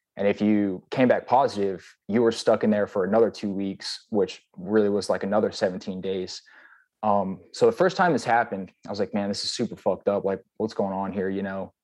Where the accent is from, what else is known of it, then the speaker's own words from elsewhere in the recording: Wilmington, Texas, United States; also born or lived in Guam; I'm from Texas. I'm actually from Wilmington, Texas.